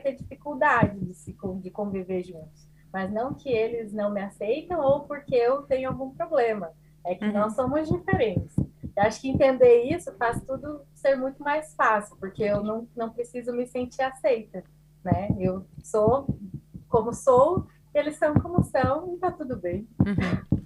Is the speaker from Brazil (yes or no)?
yes; southern Brazil, Brazil; also born or lived in Portugal; sou brasileira, psicóloga, é, do sul do Brasil